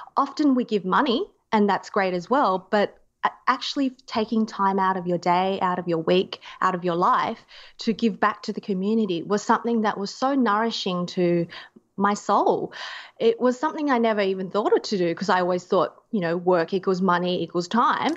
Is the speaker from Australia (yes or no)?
yes; Australia; being an Australian.